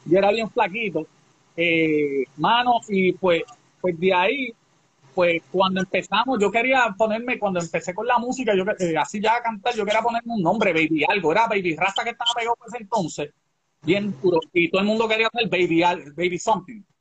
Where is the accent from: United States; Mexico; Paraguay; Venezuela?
United States; Holland, Massachusetts; born there; moved away; also born or lived in Puerto Rico; Yo nací en Holland, Massachusetts. Oh, Massachusetts, ok. Eh, okay. Es de, Boston. Entonces, pues llego allá a Puerto Rico